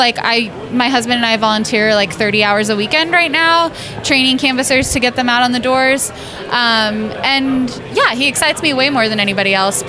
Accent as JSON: {"language": "English", "town": "Cedar Rapids", "region": "Iowa", "country": "United States", "said": "I'm from Cedar Rapids, Iowa."}